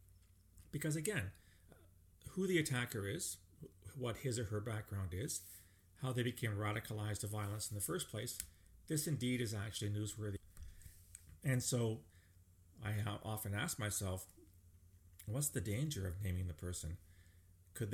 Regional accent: Canada; as a Canadian

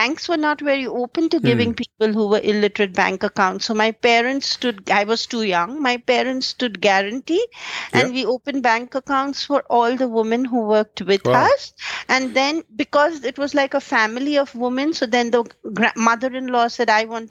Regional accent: India; growing up in an average upper middle class Indian family

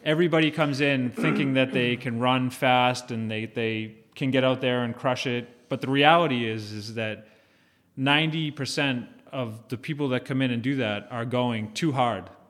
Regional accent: Hull, Massachusetts, United States; also born or lived in Hingham; growing up in the South Shore, I grew up in Hull

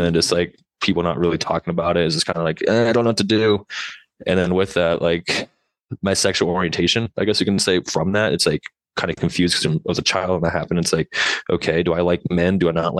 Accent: Boise, Idaho, United States; I was born in Boise, Idaho

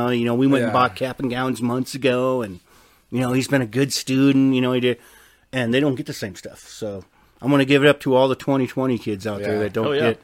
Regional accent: North Dakota, United States; moved away; I'm from North Dakota.

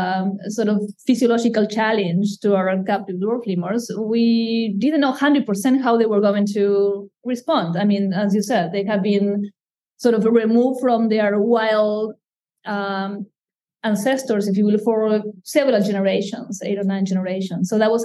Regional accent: Madagascar; moved away; I try to put the distance because, again, I come from Madagascar, so I see them as wild lemurs, even if they are here.

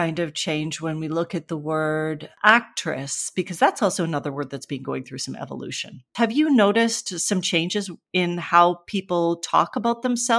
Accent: Canada; I had grown up with bartender growing up in Canada and never even thought about it.

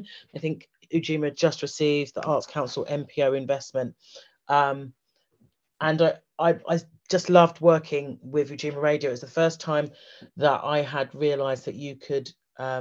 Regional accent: London, United Kingdom; moved away as an adult; now in Bristol, United Kingdom; I'm from London

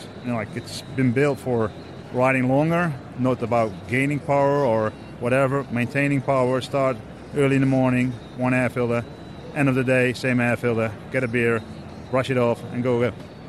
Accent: Netherlands; From the Netherlands.

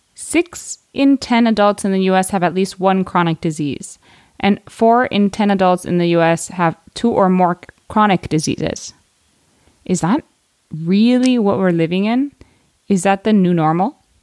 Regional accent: United States; I am American

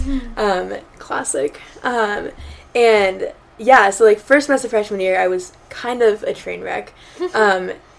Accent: Phoenix, Arizona, United States; moved away; I'm from Phoenix, Arizona

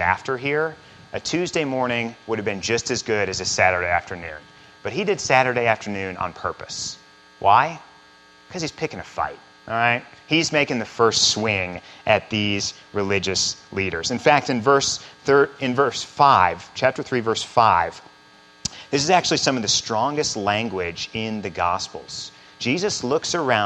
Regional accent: central Missouri, United States; moved away as an adult; also born or lived in Chicago; I grew up in central Missouri

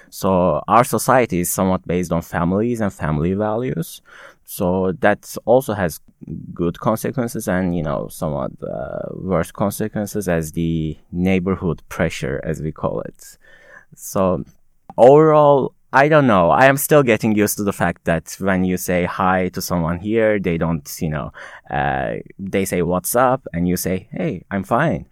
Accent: Konya, Turkey; English is a second language; moved away as an adult; also born or lived in Istanbul; now in United States; I'm not from Istanbul directly. My hometown is another city in Turkey called Konya

